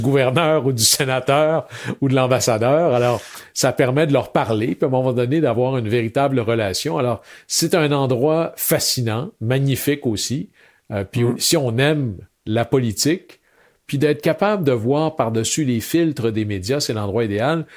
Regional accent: Chicoutimi, Quebec, Canada; je venais de Chicoutimi

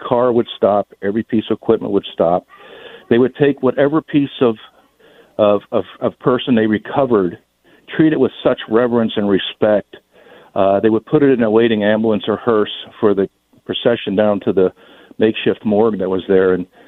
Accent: New York City, New York, United States; moved away; I grew up as a child in New York City, and I spent time there growing up.

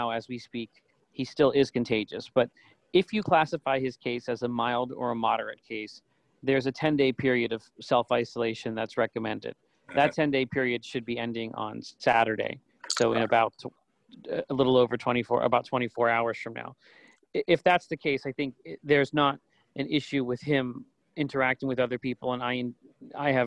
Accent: Pittsburgh, Pennsylvania, United States; my hometown in Pittsburgh

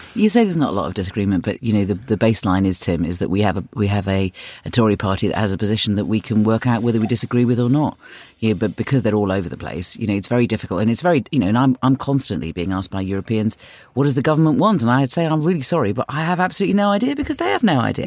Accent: London, United Kingdom; I'm from North London, and yeah, I bought my house twenty-five years ago

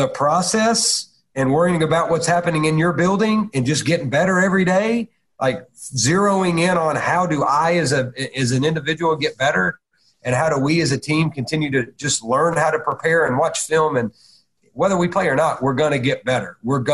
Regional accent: Chattanooga, Tennessee, United States; it was my hometown

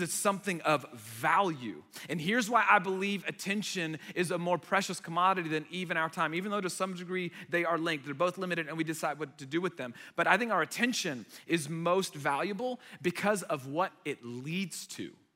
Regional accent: United States; first language Arabic; English is a second language; they immigrated here to the United States and I was born here

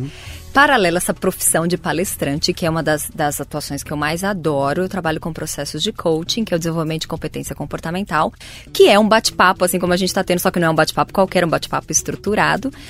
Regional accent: Santo André, São Paulo, Brazil; eu venho de Santo André, sou do ABC Paulista

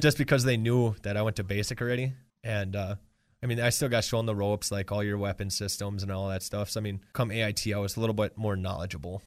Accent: Marinette, Wisconsin, United States; now in Green Bay, United States; I grew up in Marinette, Wisconsin.

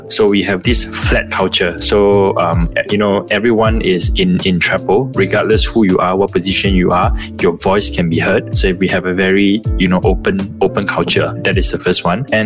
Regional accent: Malaysia; very simple as Malaysian

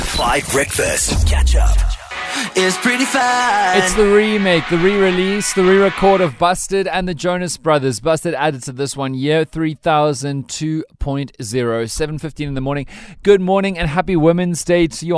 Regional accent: Western Cape, South Africa; I'm from the Western Cape.

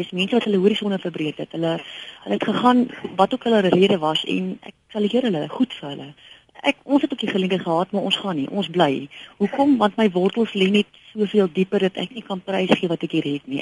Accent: South Africa; ek is 'n Suid-Afrikaner

